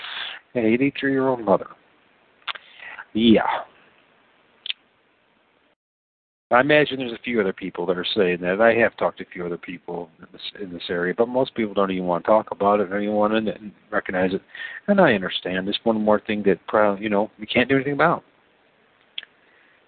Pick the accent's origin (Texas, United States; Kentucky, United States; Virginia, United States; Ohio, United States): Ohio, United States; Toledo; I come from Toledo, Ohio